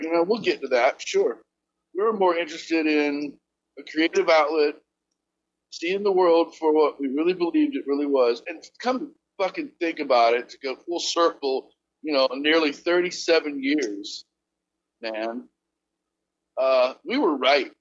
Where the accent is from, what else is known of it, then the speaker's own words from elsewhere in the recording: Akron, Ohio, United States; moved away as an adult; also born or lived in Barberton, Ohio / Wilmington, North Carolina; now in Charleston, United States; I'm from Kenmore